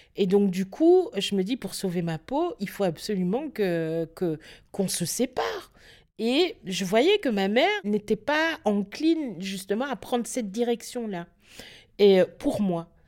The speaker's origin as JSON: {"language": "French", "country": "Belgium", "tie": "born or raised there", "said": "on est belge et parce qu'on est né en Belgique et que notre avenir était ici pour nous, mon frère et moi"}